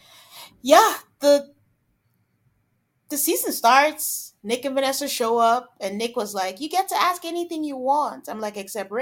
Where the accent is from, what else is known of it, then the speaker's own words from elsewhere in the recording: Nigeria; moved away; I'm from Nigeria